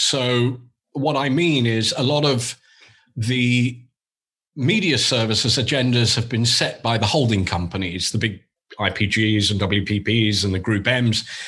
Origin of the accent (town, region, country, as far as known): England, United Kingdom; accent: English; moved away as an adult; now in New York, United States